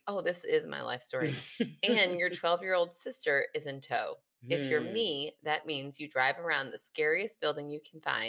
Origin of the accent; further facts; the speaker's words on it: Kansas City, Missouri, United States; I'm from Kansas City, and in addition to our Chiefs, heyo, our barbecue and our cameo in The Last of Us, we have a pretty fascinating story.